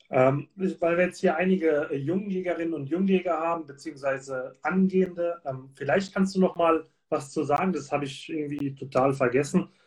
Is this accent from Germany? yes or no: yes; Baden-Württemberg, Germany; ich komme ja hier aus der Region, Heidelberg ist von mir 20 Kilometer entfernt.